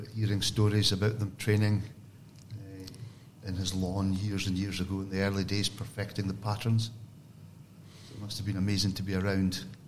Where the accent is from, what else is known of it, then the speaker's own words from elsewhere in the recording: Elgin, Scotland, United Kingdom; my hometown, Elgin